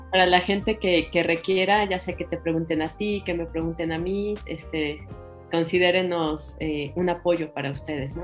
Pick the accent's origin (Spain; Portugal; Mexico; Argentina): Mexico; somos bien mexicanos